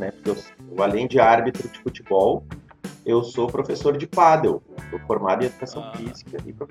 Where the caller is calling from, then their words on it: Gravataí, Rio Grande do Sul, Brazil; Cara, tô falando de casa, moro em Gravataí, aqui no Rio Grande do Sul.